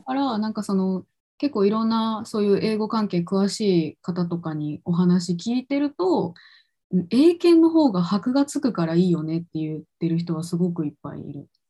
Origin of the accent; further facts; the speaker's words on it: Kochi, Japan; moved away as an adult; also born or lived in Vancouver, Canada; now in Tokyo, Japan; 実家地元が高知県だけど地元帰ってから東京に出てきた